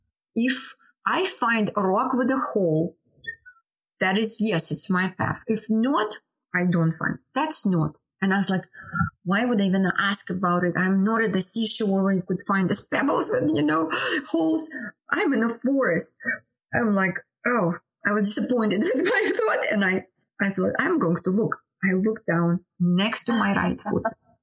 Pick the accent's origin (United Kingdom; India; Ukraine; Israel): India; English is a second language; moved away; So that I came from India. Yeah, it was 2005.